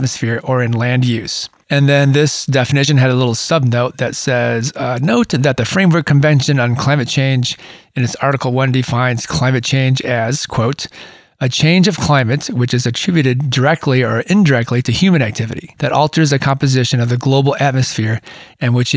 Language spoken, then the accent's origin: English; Michigan, United States; moved away as an adult; now in Southern California, United States; that's where I grew up. I grew up in Michigan. And I've spent the majority of my adulthood living in Southern California.